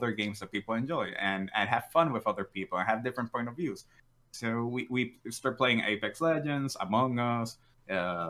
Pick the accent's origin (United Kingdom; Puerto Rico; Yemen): Puerto Rico; I am from Puerto Rico, so it allows me to do it in Spanish and in English